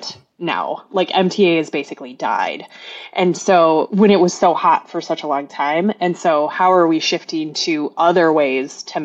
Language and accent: English; Minnesota, United States; I'm from Minnesota